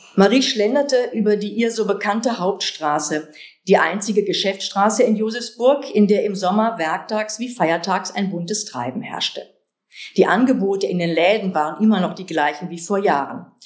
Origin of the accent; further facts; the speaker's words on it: Kevelaer, North Rhine-Westphalia, Germany; moved away; Kevlar, meinen Geburtsort